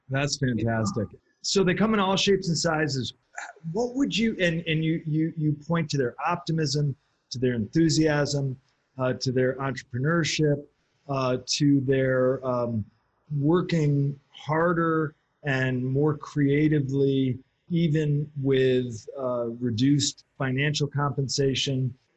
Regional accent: United States; as an American

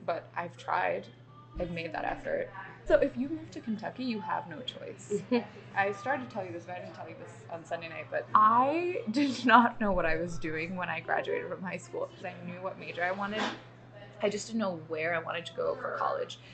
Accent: Bahrain; moved away as an adult; also born or lived in Mangalore, India (parents' origin); now in United States; I was born in Bahrain uh-huh. and then I was raised there. I lived there for 18 years.

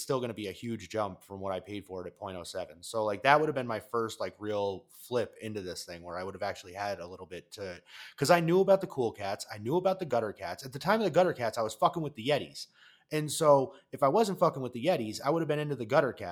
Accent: Colorado, United States; I'm from Colorado

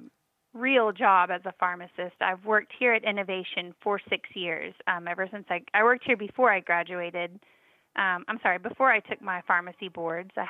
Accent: Texas, United States; now in Georgia, United States; I was born and raised in Texas

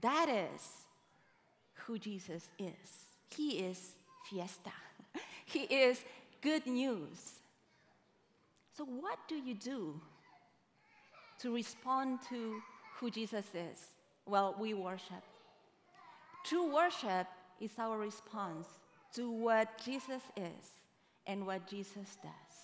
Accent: Uruguay; now in United States; I am from Uruguay

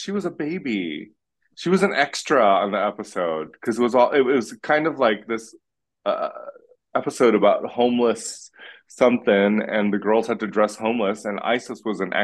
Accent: West Hollywood, California, United States; growing up here in West Hollywood

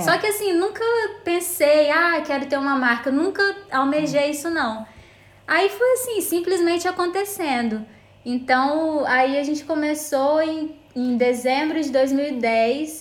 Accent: Vitória, Espírito Santo, Brazil; A gente é de Vitória, Espírito Santo, mas nossa fábrica fica no interior do estado, que é em São Mateus

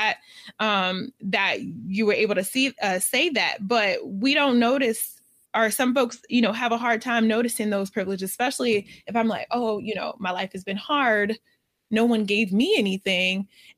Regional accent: United States; But from our lens and our vantage point, being American, a lot of times when I speak, I can speak mostly about this

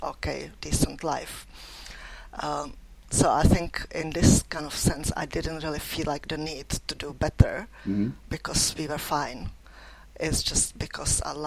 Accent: Czechia; moved away as an adult; now in Leeds, United Kingdom; I grew up in Czech Republic, or like when I was a child, it was still Czechoslovakia

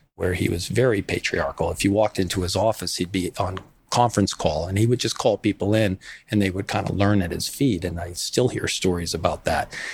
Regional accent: West Falmouth, Massachusetts, United States; I grew up in Little Armenia in West Falmouth

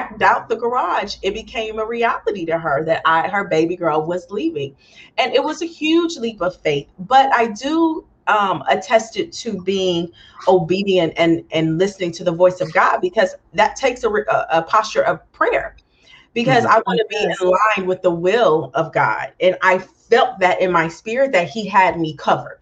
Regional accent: Galveston, Texas, United States; moved away as an adult; also born or lived in Los Angeles; Growing up in a small town, I'm from Galveston, Texas.

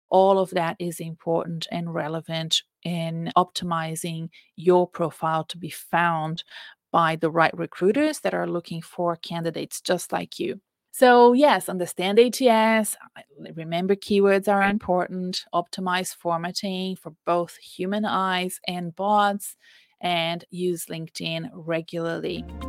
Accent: Brazil; moved away; I'm Brazilian. When I go back to Brazil, I'm often like, oh, I don't know these words or this way of talking

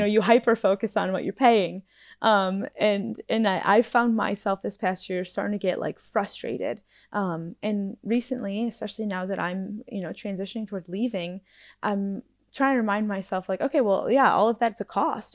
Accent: United States; moved away; being an American, um, abroad

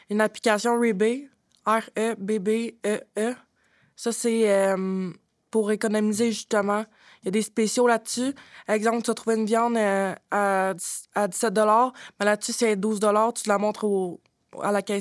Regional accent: Drummondville, Quebec, Canada; J'ai 25 ans. Je viens de Drummondville.

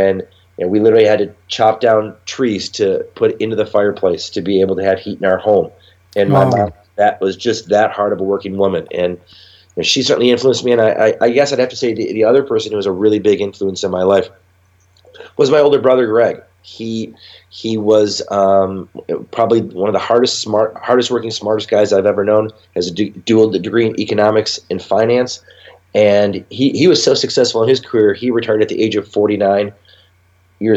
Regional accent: Grass Lake, Michigan, United States; also born or lived in Mount Clemens, Michigan; So we went from Metro Detroit to a town named Grass Lake, Michigan. And it's a very small farm town community where literally when I graduated from high school, I had 42 kids in my graduating class

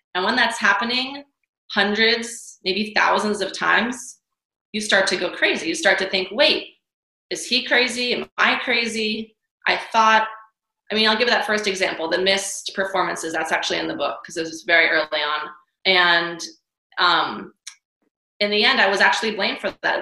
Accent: New York City, New York, United States; moved away; also born or lived in Hawaii; I'm from New York City. I trained in ballet, went to School of American Ballet for many years

